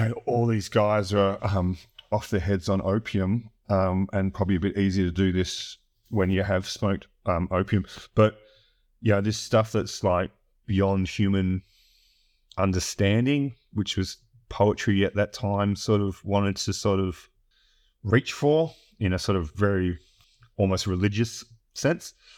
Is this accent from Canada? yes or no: no; Australia; I grew up in a really remote area or you know capital city in in, in Australia